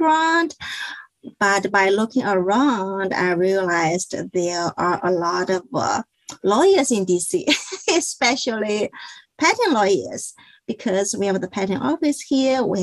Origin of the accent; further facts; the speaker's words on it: China; moved away as an adult; also born or lived in Connecticut; now in Washington, D.C. area, United States; I was born and I grew up in China.